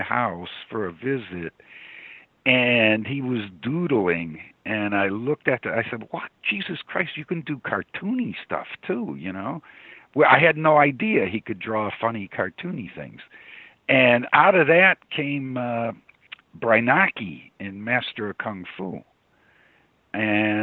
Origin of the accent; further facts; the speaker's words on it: Chicago, Illinois, United States; I'm from Chicago.